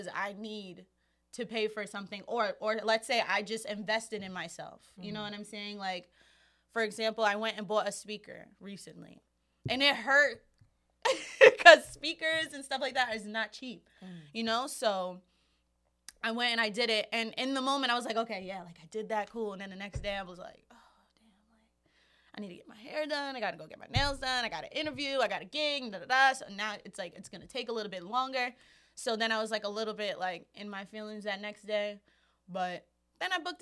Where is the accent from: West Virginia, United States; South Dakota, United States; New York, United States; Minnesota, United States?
New York, United States; New York City; especially as just a New Yorker. You know, we live in such an expensive city